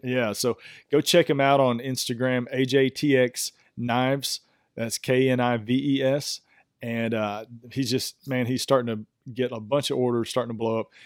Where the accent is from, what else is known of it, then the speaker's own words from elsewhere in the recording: East Texas, United States; I am from East Texas